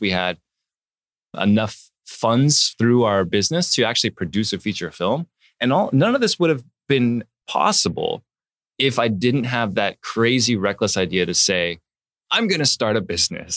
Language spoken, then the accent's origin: English; Palm Springs, California, United States; moved away; also born or lived in Oregon / Hancock Park, Los Angeles; I was born in Oregon, and then I, I grew up, uh, as a baby, I grew up in a little town called Palm Springs